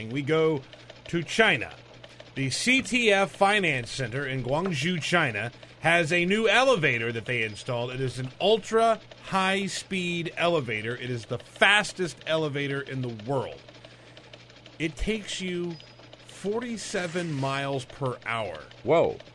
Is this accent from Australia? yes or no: no; Montreal, Quebec, Canada; Thanks, Barack Obama, for your visit and insights tonight in my hometown. Of course, Montreal being the hometown of Justin Trudeau.